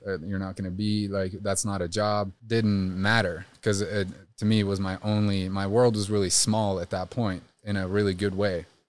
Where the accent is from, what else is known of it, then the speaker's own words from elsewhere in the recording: Trondheim, Trøndelag, Norway; I grew up in, uh, Well, in Norway, it's considered a city. It's called Trondheim